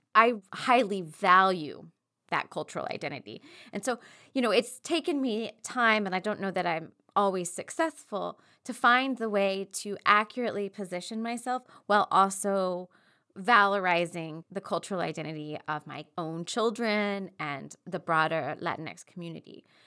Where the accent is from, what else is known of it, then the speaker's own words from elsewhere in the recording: East Texas, United States; growing up in East Texas